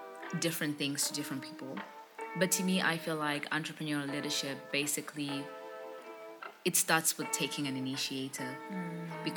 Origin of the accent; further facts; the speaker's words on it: Bulawayo, Zimbabwe; I grew up in a small township in the second largest city of Zimbabwe in Bulawayo